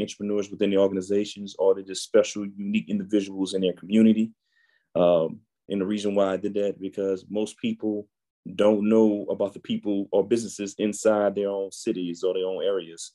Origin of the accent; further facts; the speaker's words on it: New Orleans, Louisiana, United States; I'm born and raised in New Orleans, Louisiana